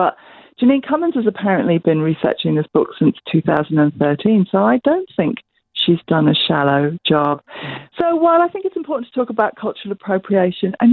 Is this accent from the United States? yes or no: no; England, United Kingdom; now in New Zealand; my dad's Italian, but I grew up in England and I live in New Zealand.